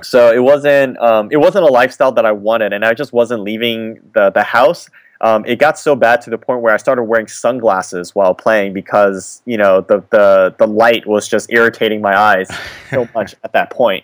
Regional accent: California, United States; I was born in California

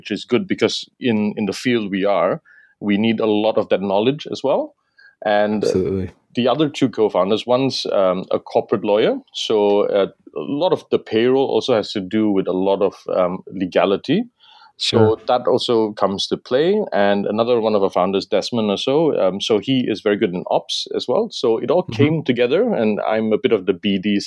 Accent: Kota Kinabalu, Sabah, Malaysia; moved away as an adult; also born or lived in London; now in Singapore; I was actually born and raised in Sabah and spent most of my early life in Sabah

